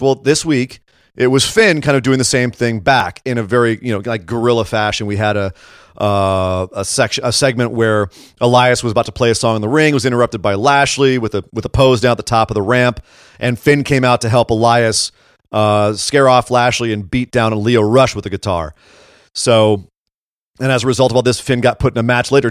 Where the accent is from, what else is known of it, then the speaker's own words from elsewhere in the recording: Scotland, United Kingdom; I'm also Scottish.